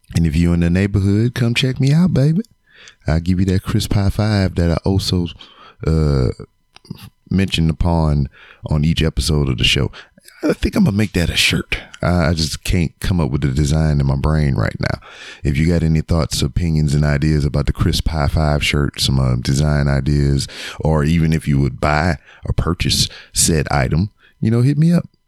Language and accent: English; Lake Charles, Louisiana, United States; now in Houston, United States; my hometown of Lake Charles, Louisiana